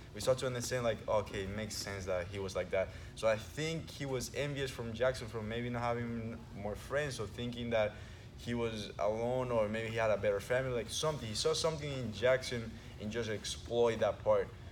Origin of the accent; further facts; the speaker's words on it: Venezuela; we moved from one place from Venezuela to the other, basically corner from uh, other coast of Venezuela um, when I was nine